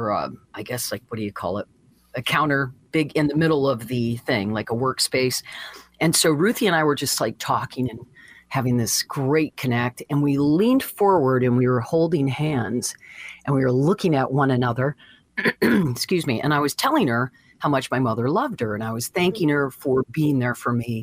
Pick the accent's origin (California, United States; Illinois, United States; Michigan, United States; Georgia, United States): Michigan, United States; Deckerville; moved away; also born or lived in San Diego / Santa Barbara; my little hometown, like, oh, you know, there's 25 churches in this town of 500 people, you know, in Deckerville, Michigan